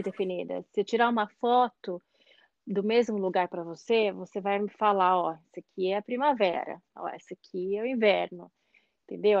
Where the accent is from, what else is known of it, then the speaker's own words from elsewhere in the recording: Brazil; moved away as an adult; now in Norway; já que eu sou brasileira